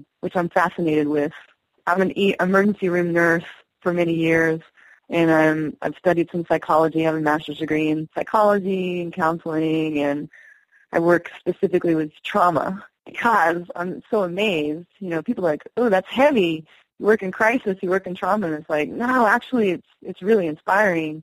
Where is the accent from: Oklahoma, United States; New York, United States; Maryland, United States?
Oklahoma, United States; Osage Reservation; moved away; I grew up on the reservation in Oklahoma. I'm Osage